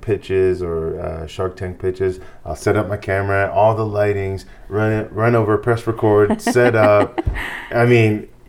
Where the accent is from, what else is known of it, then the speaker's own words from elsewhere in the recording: Hawaii, United States; moved away as an adult; also born or lived in New Zealand; now in Idaho, United States; I'm originally from Hawaii.